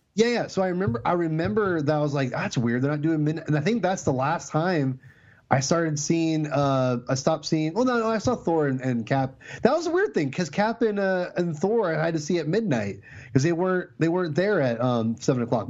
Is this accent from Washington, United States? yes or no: yes; Lake Stevens, Washington, United States; I grew up in Lake Stevens, Washington, which is the same place as Chris Pratt